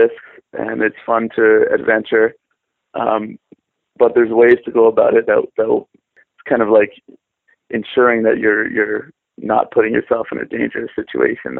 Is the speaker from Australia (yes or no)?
no; Windsor, Ontario, Canada; moved away as an adult; also born or lived in Korea; I'm from Windsor, Ontario, Canada